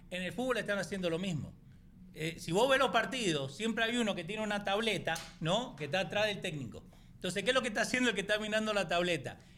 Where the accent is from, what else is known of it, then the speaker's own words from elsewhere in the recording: Argentina; yo soy de Argentina y de Boca, chao.